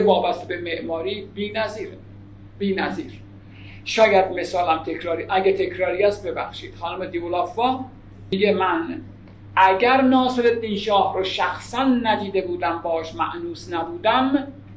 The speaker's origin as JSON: {"language": "Persian", "country": "Iran", "said": "به عنوان یک ایرانی"}